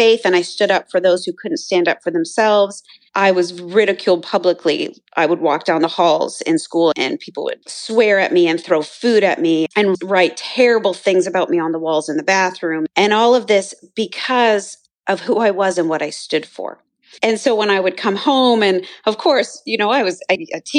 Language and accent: English; Canada; I grew up in Canada